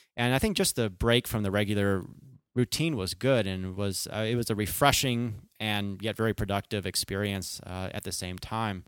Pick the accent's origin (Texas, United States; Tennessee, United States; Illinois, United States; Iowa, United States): Illinois, United States; Chicago; moved away as an adult; also born or lived in California; I was born and raised in the Chicago area